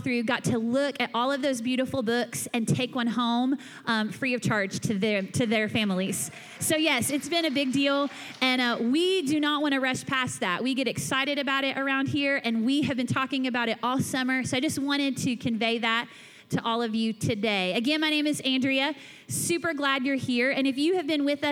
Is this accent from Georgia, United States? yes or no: yes; Atlanta, Georgia, United States; now in Louisville, United States; I grew up in Atlanta, Georgia